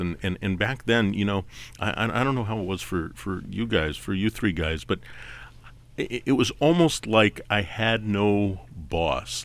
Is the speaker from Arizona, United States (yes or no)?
yes; Tucson, Arizona, United States; moved away; I grew up in Tucson